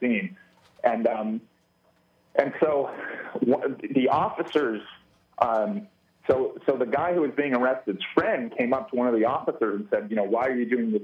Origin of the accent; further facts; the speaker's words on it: California, United States; I said, "California."